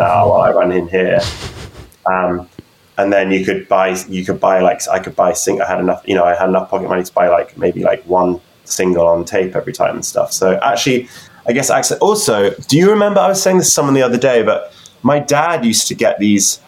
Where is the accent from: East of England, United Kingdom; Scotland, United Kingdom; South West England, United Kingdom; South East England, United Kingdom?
South East England, United Kingdom; New Forest; moved away as an adult; now in London, United Kingdom; I grew up in the New Forest